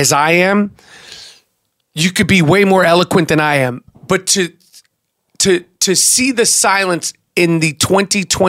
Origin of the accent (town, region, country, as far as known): New York, United States; born or raised there